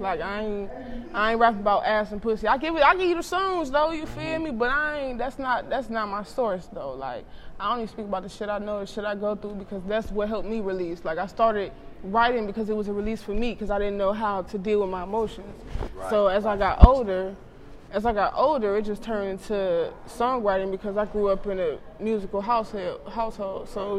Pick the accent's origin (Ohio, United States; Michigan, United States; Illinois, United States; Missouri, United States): Ohio, United States; Cleveland; I'm from Cleveland. I grew up in the down the way Longwood area.